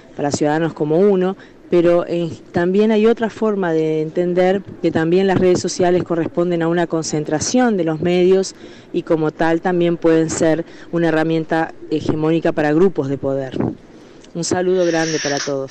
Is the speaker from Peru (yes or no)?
no; Uruguay; also born or lived in Mexico; soy uruguaya, trabajo en la Universidad de la República en Uruguay, también viví en México hace muchos años cuando era adolescente